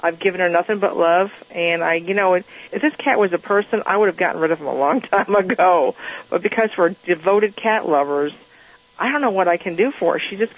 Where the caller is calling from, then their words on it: Amarillo, Texas, United States; Amarillo, Texas.